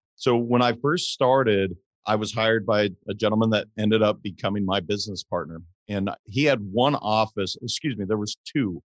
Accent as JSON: {"language": "English", "town": "Great Falls", "region": "Montana", "country": "United States", "tie": "born or raised there", "said": "So I'm originally from Montana. I grew up in Great Falls, Montana."}